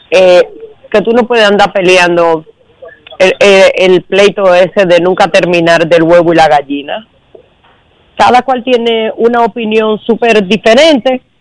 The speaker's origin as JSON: {"language": "Spanish", "country": "Dominican Republic", "said": "la oportunidad a nosotros como dominicanos"}